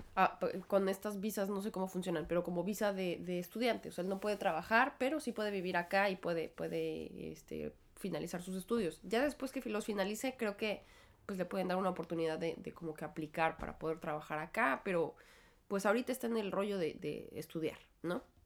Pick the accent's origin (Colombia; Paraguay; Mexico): Mexico; moved away as an adult; now in New York, United States; creció en México, igual que yo